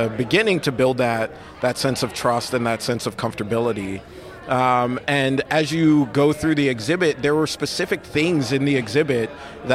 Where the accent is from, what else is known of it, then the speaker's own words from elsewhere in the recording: New York City, New York, United States; I grew up in Brooklyn, and when I grew up in Brooklyn, I grew up in Bed-Stuy